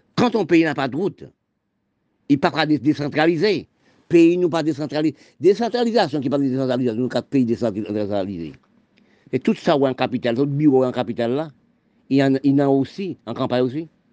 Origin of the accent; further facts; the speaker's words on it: Haiti; je suis né en Haïti